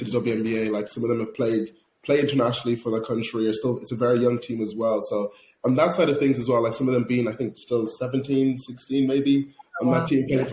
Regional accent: Ireland; growing up in Ireland

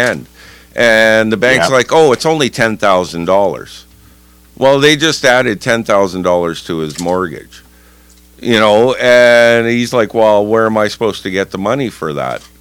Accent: Manitoba, Canada; I'm from Manitoba

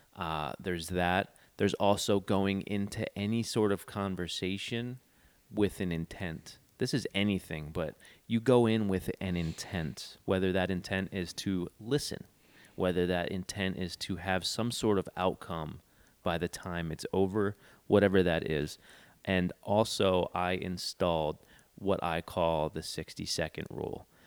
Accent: East Coast, United States; moved away; I'm from the East Coast

